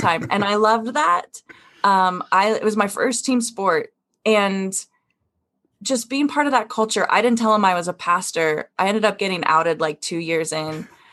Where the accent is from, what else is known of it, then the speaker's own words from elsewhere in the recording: Wyoming, United States; I come from Wyoming